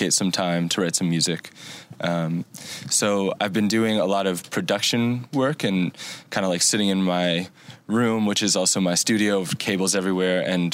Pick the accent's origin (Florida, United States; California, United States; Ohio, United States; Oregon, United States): Ohio, United States; Cincinnati; also born or lived in Virginia; Technically, I was born in Virginia, but I'm originally from Cincinnati